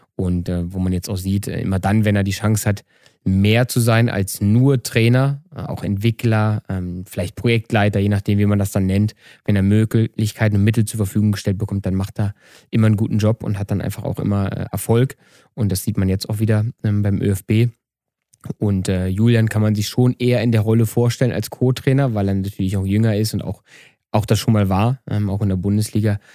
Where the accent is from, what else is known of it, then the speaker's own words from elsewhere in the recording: Eberswalde, Brandenburg, Germany; now in Vienna, Austria; Eberswalde, irgendwo um nirgendwo. Damals gab es keine Talentzentren zentriert und da, wo ich aufgewachsen bin, gab es gar nichts